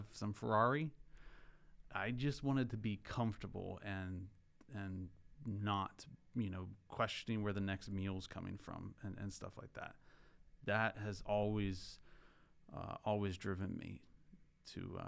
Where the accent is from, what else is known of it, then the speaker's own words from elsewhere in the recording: rural Pennsylvania, United States; I grew up in Pennsylvania, rural Pennsylvania, and an older house